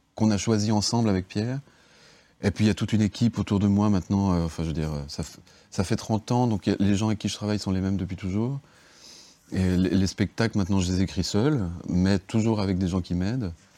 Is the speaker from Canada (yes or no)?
no; Geneva, Switzerland; also born or lived in Bardonnex; moi je suis de Genève